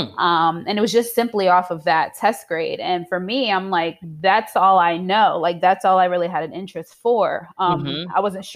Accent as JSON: {"language": "English", "town": "Queens", "region": "New York", "country": "United States", "also_born_or_lived": "Piscataway", "said": "I am originally from Queens, New York, by ways of Piscataway, New Jersey."}